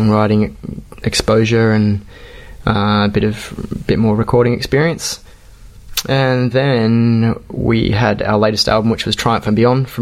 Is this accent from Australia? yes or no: yes; Perth, Western Australia, Australia; We're from Australia, you may tell by our Kenyan accents. And we're from Perth, which is in the west of Australia